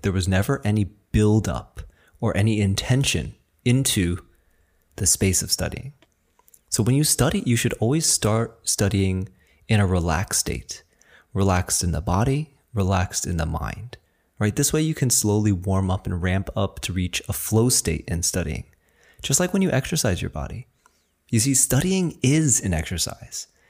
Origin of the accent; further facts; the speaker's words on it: New Jersey, United States; first language Chinese; English is a second language; even though I was born in, you know, New Jersey, I was raised speaking Chinese, and I went to school without a lick of English.